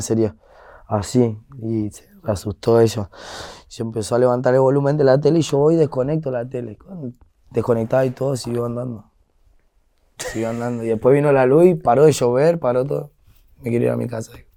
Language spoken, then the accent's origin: Spanish; Buenos Aires, Argentina; now in Derqui, Argentina; toda mi infancia sí fue en San Telmo